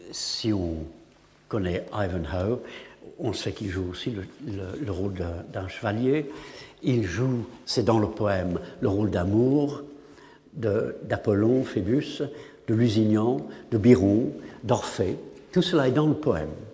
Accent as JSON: {"language": "French", "region": "England", "country": "United Kingdom", "second_language": "French", "said": "en tant qu'anglais"}